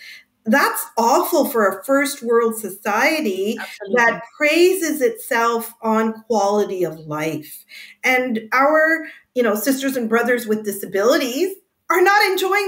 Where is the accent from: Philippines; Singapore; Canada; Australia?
Canada; So being a Canadian who has the right to vote and living with a disability, we have a lot of power if we use it to our advantage.